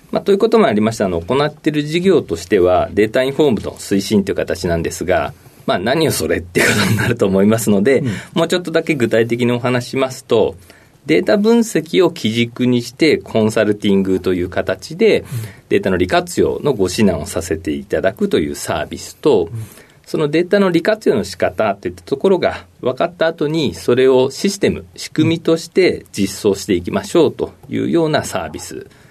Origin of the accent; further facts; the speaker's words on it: Maebashi, Gunma, Japan; 群馬県の前橋市になります。